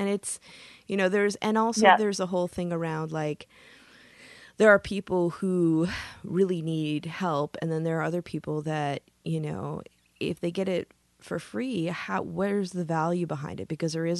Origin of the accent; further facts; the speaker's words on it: Midwest, United States; now in California, United States; I consider myself a Californian after 25 years, I probably should. But, you know, I say, I'm from the Midwest.